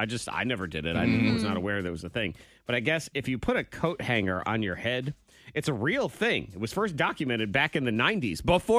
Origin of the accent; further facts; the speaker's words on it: New England, United States; I grew up in New England.